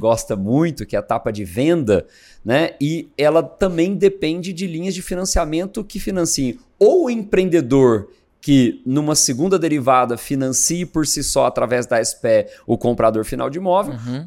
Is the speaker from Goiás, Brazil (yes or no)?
yes; Goiânia, Goiás, Brazil; moved away as an adult; now in São Paulo, Brazil; eu sou natural de Goiânia, né? E em 2001 eu vim para São Paulo. Eu vim para fazer faculdade